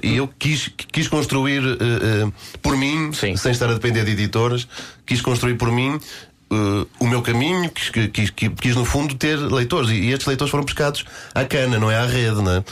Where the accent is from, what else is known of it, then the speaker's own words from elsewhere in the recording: Guimarães, Norte, Portugal; Eu comecei no, no, no Grande Vitória de Guimarães, né, na minha terra natal